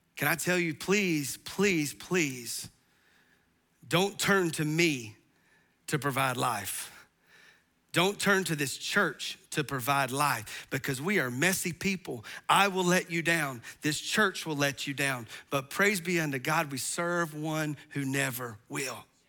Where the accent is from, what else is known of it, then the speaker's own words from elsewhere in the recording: the South, United States; we're from the South